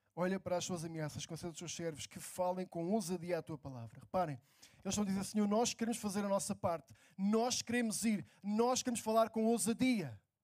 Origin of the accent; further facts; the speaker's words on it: near Lisbon, Portugal; Estou é em Lisboa, trabalho em Lisboa, morei perto de Lisboa sempre